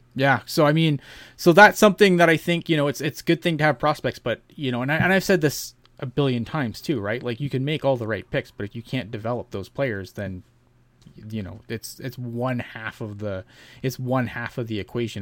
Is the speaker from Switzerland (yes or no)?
no; Canada; I'm Canadian